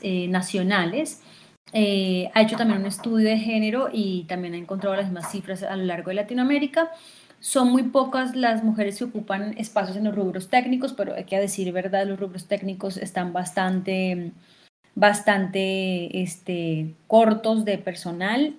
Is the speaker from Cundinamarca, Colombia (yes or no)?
yes; Fusagasugá, Cundinamarca, Colombia; moved away as an adult; also born or lived in Argentina; vine a Fusagasugá, que es mi pueblo natal